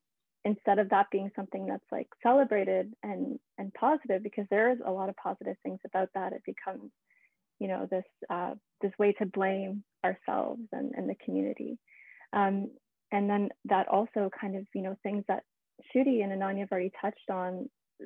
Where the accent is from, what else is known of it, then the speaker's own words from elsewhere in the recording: Canada; I was, you know, born and raised in Canada